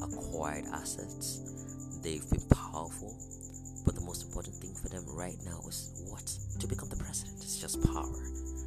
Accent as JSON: {"language": "English", "region": "Northeastern Nigeria", "country": "Nigeria", "said": "I'm a Nigerian, speaking from West Africa, and Northern Nigeria, Northeastern Nigeria to be precise"}